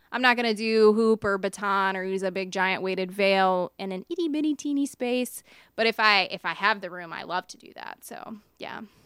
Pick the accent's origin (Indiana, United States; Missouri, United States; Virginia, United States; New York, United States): Virginia, United States; Richmond; I was born in Richmond, actually near the Lakeside area